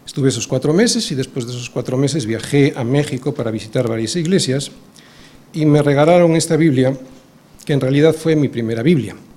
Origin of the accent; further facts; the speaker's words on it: Spain; also born or lived in Bilbao; nuestra condición aquí en España, como no, como españoles porque lo somos